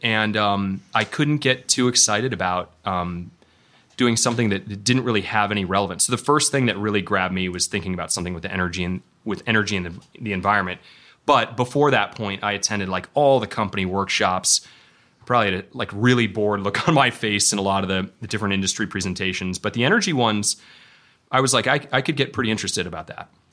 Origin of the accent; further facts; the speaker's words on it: Elgin, Illinois, United States; moved away as an adult; I grew up in Elgin, Illinois